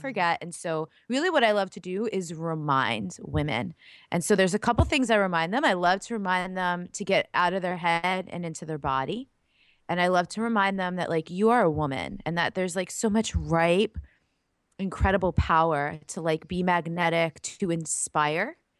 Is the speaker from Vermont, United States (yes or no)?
no; New York, United States; moved away as an adult; also born or lived in Laguna Beach, California; lifelong East Coaster. I'm from New York. I lived up and down the East Coast my whole life